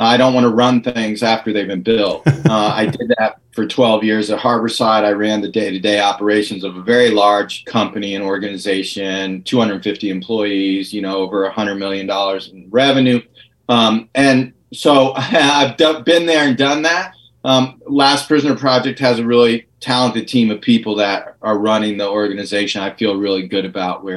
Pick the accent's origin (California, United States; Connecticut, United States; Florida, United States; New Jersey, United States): California, United States; my home state in California